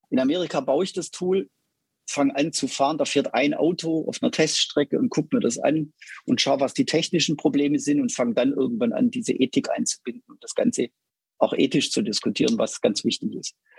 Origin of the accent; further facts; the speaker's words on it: Stuttgart, Baden-Württemberg, Germany; ich bin in Stuttgart groß geworden. Man hört es, glaube ich, hin und wieder raus.